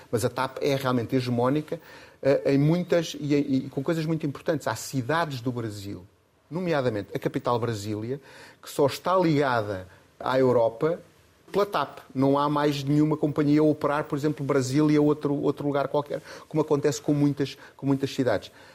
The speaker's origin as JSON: {"language": "Portuguese", "town": "Castelo Branco", "region": "Centro", "country": "Portugal", "tie": "born or raised there", "moved": "yes", "said": "é o lugar onde ainda mora o meu pai, onde vou menos vezes que eu gostar, que eu, que eu, onde eu nasci"}